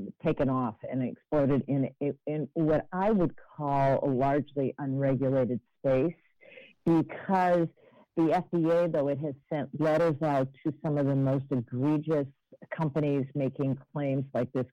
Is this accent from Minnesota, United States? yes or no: yes; Minneapolis, Minnesota, United States; I was raised in Minneapolis, Minnesota